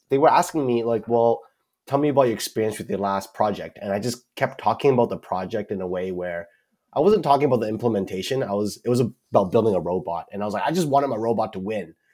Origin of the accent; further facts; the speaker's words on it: Vancouver, British Columbia, Canada; moved away as an adult; now in Seattle, United States; Vancouver, British Columbia, Canada.